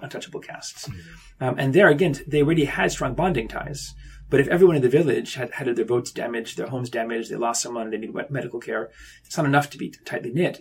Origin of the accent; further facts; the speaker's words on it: Ithaca, New York, United States; moved away; also born or lived in Tokyo, Japan; I was born up in Ithaca, New York